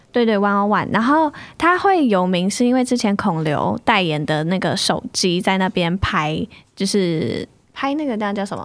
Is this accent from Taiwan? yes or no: yes; Taiwan; 我们台湾人可能不太习惯一直吃生食